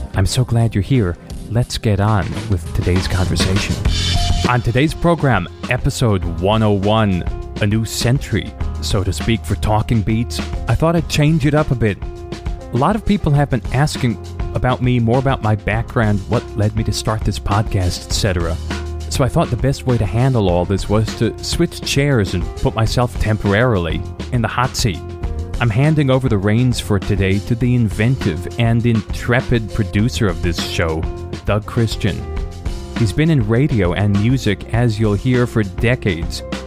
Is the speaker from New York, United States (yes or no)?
no; near Hanover, rural New Hampshire, United States; I was born in New Hampshire, grew up in rural New Hampshire, about 30 minutes from Dartmouth College, from Hanover, New Hampshire